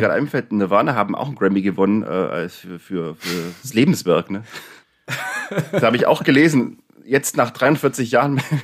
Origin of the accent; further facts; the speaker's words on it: Neu-Ulm, Bavaria, Germany; ich bin ja auch aus Neu-Ulm